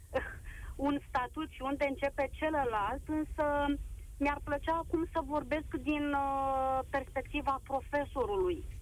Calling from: Constanța, Constanța County, Romania; sunt din Constanța și vă vorbesc uh, dintr-o dublă perspectivă.

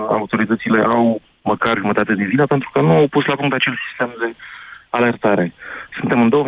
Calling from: Bihor County, Romania; Eu vin din Bihor.

